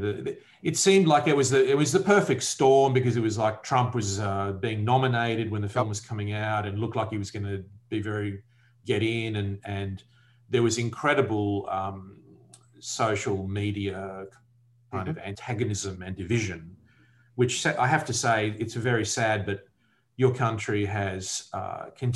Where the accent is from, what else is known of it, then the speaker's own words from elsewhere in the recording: Australia; my point of view as an Australian living in Australia